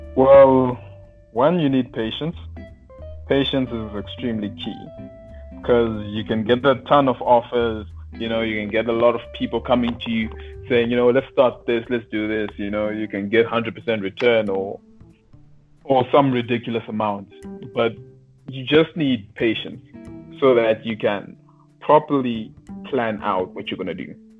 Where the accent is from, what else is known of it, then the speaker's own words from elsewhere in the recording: Zimbabwe; I was I was raised in Zimbabwe